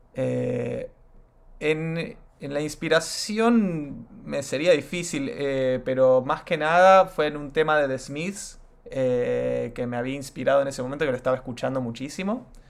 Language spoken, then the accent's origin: Spanish; Argentina; also born or lived in United States; yo no nací acá, yo nací en Estados Unidos y mis viejos se vuelven a la Argentina a final del 2002